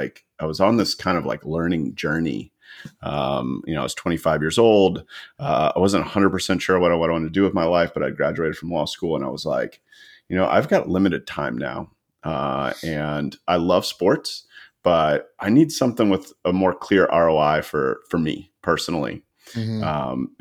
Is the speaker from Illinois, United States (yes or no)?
no; Atlanta, Georgia, United States; also born or lived in Tallahassee, Florida; I am a native Atlantan. Been here since I was born